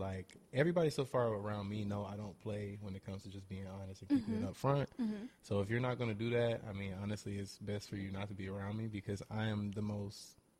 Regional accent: Atlanta, Georgia, United States; moved away as an adult; now in South Korea; I'm from Atlanta

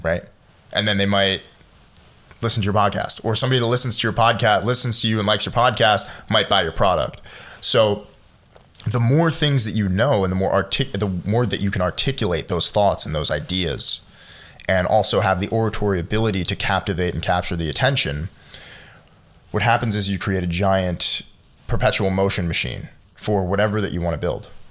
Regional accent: United States; as an American

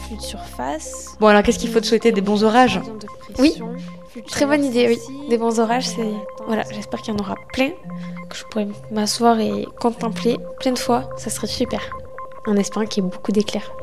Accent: Soustelle, Occitania, France; moved away as an adult; now in Plateau de Saclay, France; Je suis originaire du sud de la France, plus particulièrement à une heure de Nîmes, un tout petit village de 100 habitants

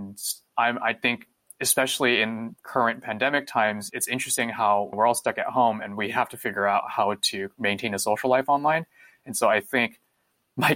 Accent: San Jose, California, United States; also born or lived in Taiwan; I was born in California, and I've actually been in Northern California for most of my life

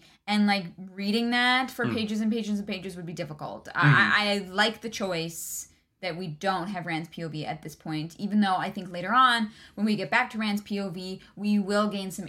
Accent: Canada

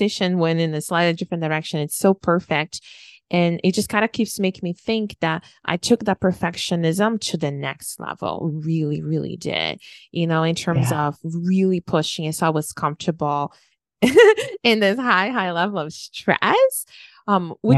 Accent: Brazil; moved away as an adult; I moved away from Brazil when I was 21

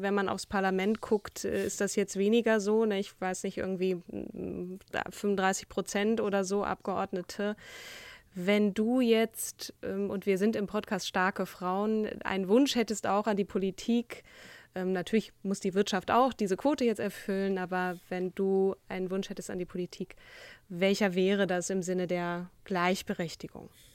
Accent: Schleswig-Holstein, Germany; ich komme ja sogar aus Schleswig-Holstein

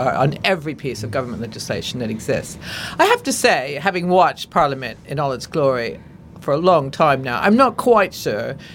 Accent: Oregon, United States; I'm from Oregon

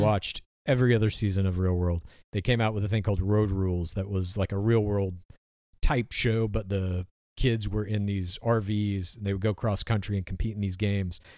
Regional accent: Spokane, Washington, United States; I was born in Spokane, Washington.

